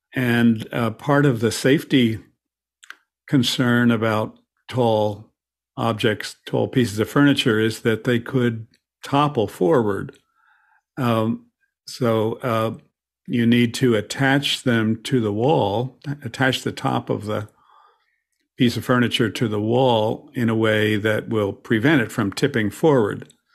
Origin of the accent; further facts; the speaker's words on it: Philadelphia, Pennsylvania, United States; my hometown, P, Philadelphia